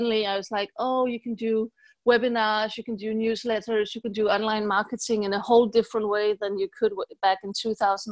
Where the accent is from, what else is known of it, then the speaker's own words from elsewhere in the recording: Denmark; moved away as an adult; also born or lived in Paris; I'm an entrepreneur from Denmark